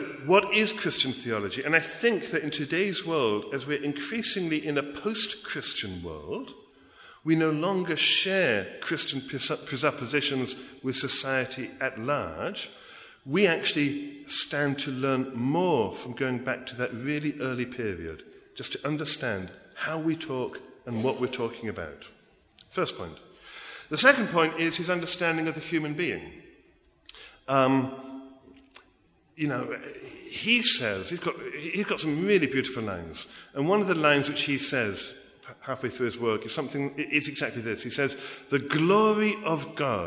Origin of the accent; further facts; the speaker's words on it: England, United Kingdom; accent: English; moved away as an adult; also born or lived in America; now in United States; I grew up in England